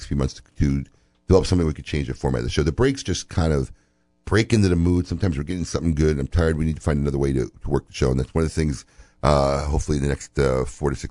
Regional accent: Illinois, United States; I'm from Illinois

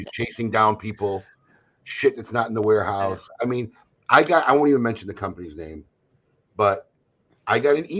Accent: Chicago, Illinois, United States; moved away as an adult; now in Florida, United States; I grew up in Chicago

